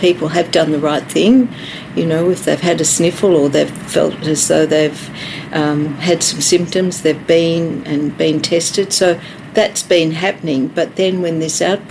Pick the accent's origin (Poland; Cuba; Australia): Australia; came from Melbourne, Victoria; moved away as an adult; now in Shepparton, Australia; I came from Melbourne, but I was raised in the country